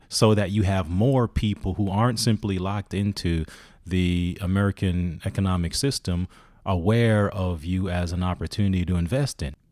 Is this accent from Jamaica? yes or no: yes; Jamaica; I'm from Jamaica